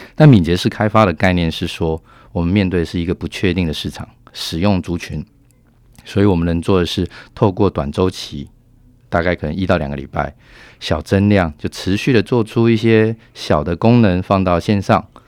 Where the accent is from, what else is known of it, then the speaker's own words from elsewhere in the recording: Taiwan; moved away as an adult; now in Singapore; 我也是台湾人当时十多年前到了新加坡去